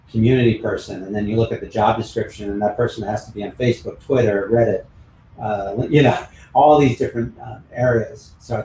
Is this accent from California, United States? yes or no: yes; California, United States; You know, I grew up on Highway 101 in Silicon Valley with, you know, working with tech companies.